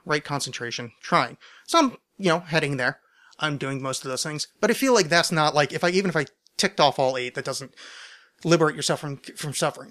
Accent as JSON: {"language": "English", "country": "United States", "said": "I'm American"}